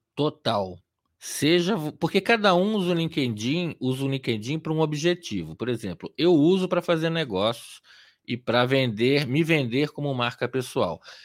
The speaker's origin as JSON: {"language": "Portuguese", "region": "Rio de Janeiro", "country": "Brazil", "tie": "born or raised there", "also_born_or_lived": "Atibaia", "moved": "as an adult", "lives_now": "São Paulo, Brazil", "said": "eu sou nascido e criado em Copacabana, no Rio de Janeiro"}